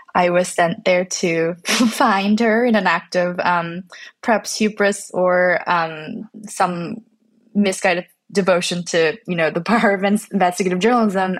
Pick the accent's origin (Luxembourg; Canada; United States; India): Canada; I'm not American, I'm, I'm from Canada and my family's from Korea